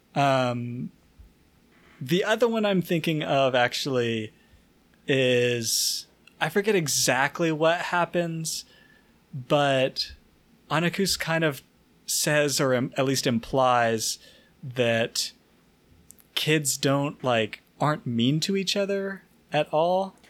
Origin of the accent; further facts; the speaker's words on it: the South, United States; I'm from the South.